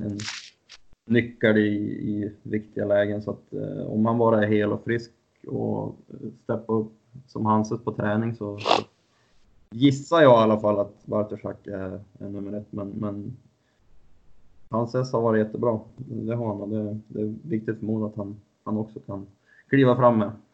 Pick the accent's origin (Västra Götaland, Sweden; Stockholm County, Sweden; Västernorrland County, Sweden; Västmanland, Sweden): Västernorrland County, Sweden; Husum; Jag är från Husum, så jag såg mycket division 1-hockey när jag var yngre